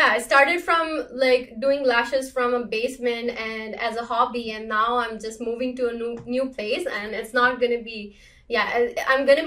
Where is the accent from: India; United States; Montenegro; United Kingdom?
India; moved away as an adult; now in Canada; I was born in India and moved in Canada in 2016.